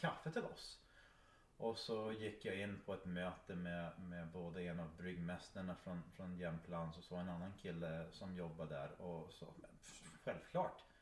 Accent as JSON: {"language": "Swedish", "town": "Iron Mountain", "region": "Michigan", "country": "United States", "tie": "born or raised there", "moved": "yes", "lives_now": "Sweden", "said": "Iron Mountain där jag växte upp"}